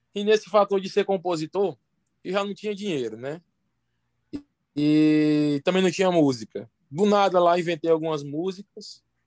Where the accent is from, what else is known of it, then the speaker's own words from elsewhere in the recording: Santa Rita, Paraíba, Brazil; now in Ceará, Brazil; eu sou de Santa Rita, uma cidade lá da Paraíba, que fica próxima a João Pessoa